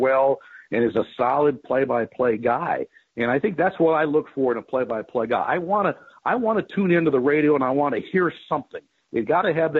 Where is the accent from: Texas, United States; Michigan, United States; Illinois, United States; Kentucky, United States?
Illinois, United States; Chicago; now in Gainesville, United States; I grew up in the Chicago area